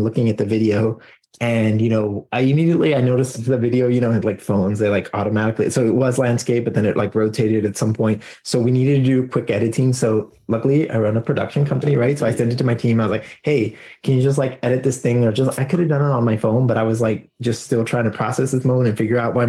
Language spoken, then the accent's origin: English; Texas, United States; You know, I'm a Texan. I'm a, you know, a person here, you know, he's my representative.